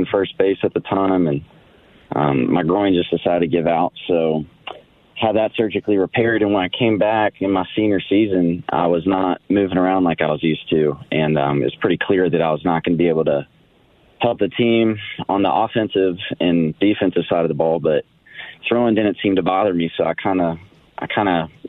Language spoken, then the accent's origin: English; Nashville, Tennessee, United States; moved away as an adult; also born or lived in Arizona / San Diego; I am from Nashville. I was born and raised.